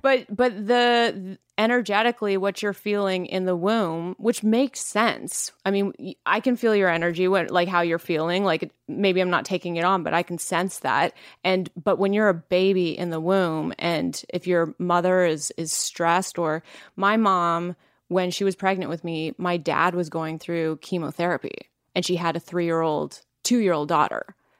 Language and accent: English; Langley, British Columbia, Canada; I am from Langley